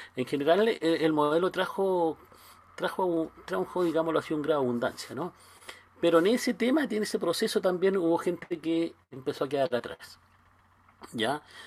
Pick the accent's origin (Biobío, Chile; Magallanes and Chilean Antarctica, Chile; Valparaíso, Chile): Biobío, Chile; Concepción; yo soy chileno, vivo acá a seis horas al sur de Santiago